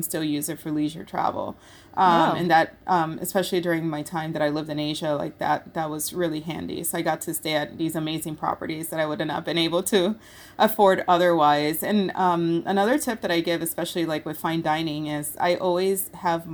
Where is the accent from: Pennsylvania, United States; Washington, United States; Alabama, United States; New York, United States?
New York, United States; Rochester; also born or lived in Puerto Rico; I grew up in Rochester, New York, I went to high school there.